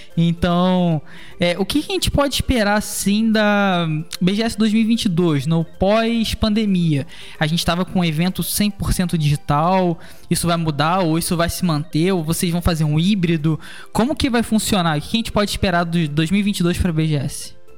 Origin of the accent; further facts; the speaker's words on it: Cabo Frio, Rio de Janeiro, Brazil; moved away as an adult; now in Rio de Janeiro, Brazil; eu sou de Cabo Frio